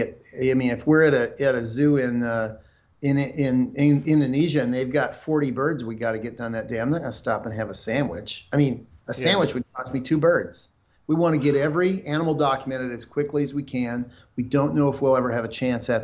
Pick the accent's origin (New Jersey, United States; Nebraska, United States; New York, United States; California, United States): Nebraska, United States; I'm a guy from Nebraska.